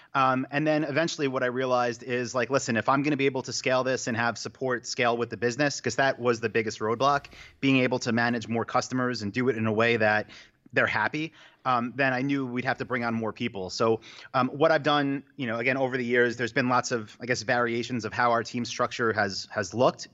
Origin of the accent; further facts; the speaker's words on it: New York, United States; moved away as an adult; also born or lived in Asia; now in Austin, United States; I'm from New York